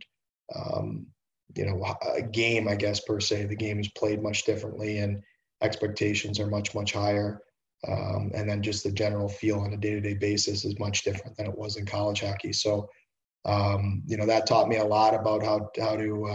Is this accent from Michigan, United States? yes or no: yes; Detroit, Michigan, United States; also born or lived in Toronto / Markham / Oxford, Ohio; I grew up in Detroit, played minor hockey here